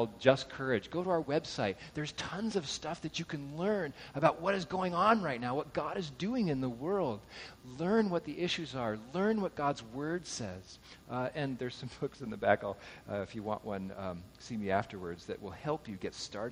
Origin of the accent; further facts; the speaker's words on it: Southern California, United States; I grew up in Southern California